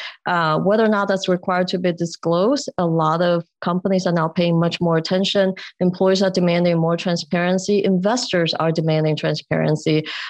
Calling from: Chicago, Illinois, United States; Today, I'm in my home in Chicago.

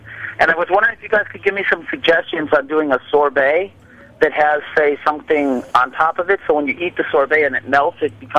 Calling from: Chicago, Illinois, United States; I'm calling from Chicago.

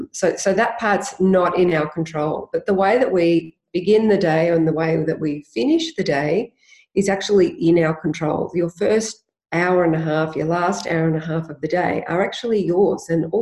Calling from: Hampton, Victoria, Australia; I'm joining you live from Hampton in Victoria.

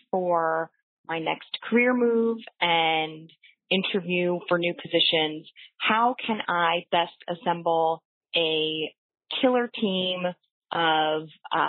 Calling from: Washington, District of Columbia, United States; I'm calling from Washington, D.C.

